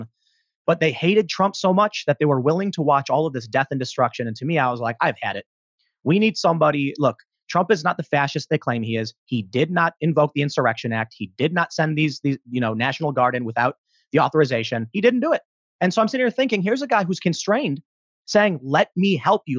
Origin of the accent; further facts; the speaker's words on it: Chicago, Illinois, United States; I'm from Chicago